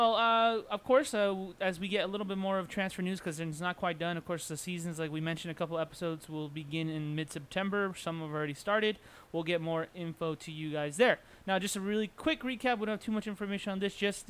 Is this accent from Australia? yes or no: no; United States; we are both from the States.